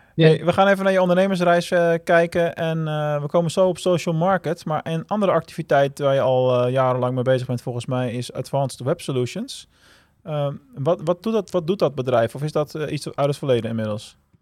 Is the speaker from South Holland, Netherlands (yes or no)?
yes; Rotterdam, South Holland, Netherlands; Ik ben een geboren Rotterdammer